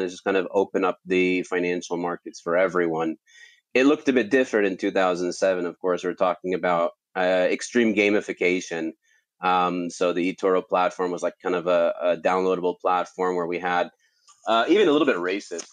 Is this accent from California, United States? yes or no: yes; California, United States; moved away; I grew up in California